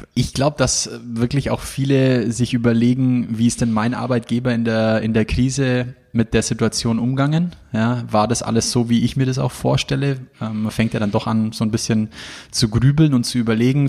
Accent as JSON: {"language": "German", "region": "Bavaria", "country": "Germany", "said": "bei uns in Bayern"}